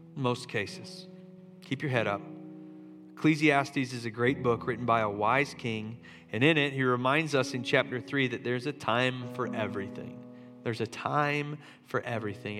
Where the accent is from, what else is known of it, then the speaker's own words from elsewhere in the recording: Charleston, United States; moved away; my hometown of Charleston